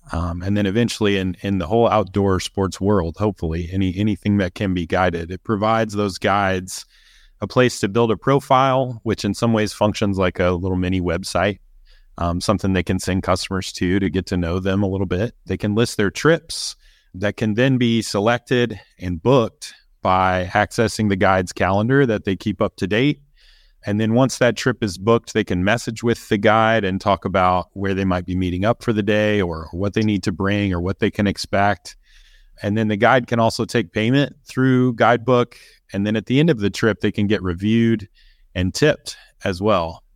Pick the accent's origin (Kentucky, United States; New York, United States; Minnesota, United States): Kentucky, United States; I grew up in Kentucky as well